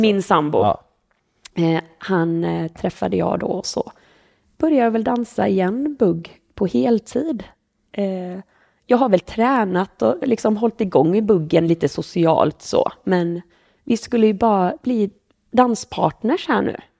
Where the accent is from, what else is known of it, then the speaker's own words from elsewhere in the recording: Borås, Västra Götaland, Sweden; moved away as an adult; now in Jönköping, Sweden; Jag är född på Borås BB, eh, bodde här i 30 år